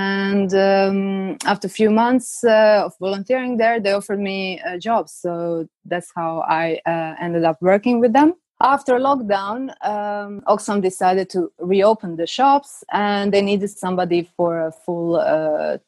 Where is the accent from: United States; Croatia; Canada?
Croatia; moved away as an adult; now in London, United Kingdom; I grew up in Croatia, lived there for most of my life